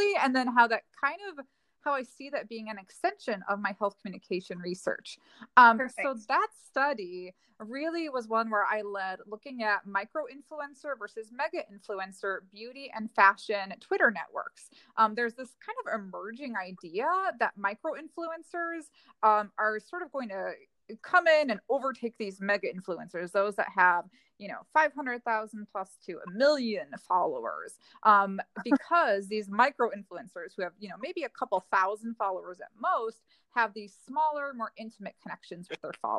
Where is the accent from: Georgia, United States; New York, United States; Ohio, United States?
Ohio, United States; I'm originally from Ohio